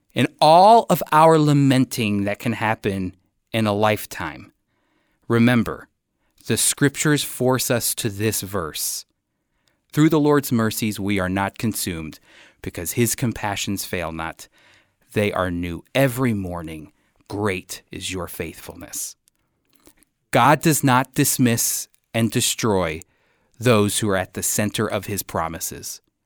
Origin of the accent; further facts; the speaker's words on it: United States; as an American coming